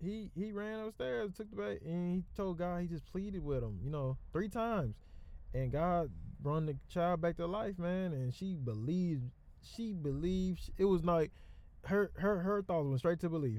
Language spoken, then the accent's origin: English; the South, United States; also born or lived in Texas; I'm from South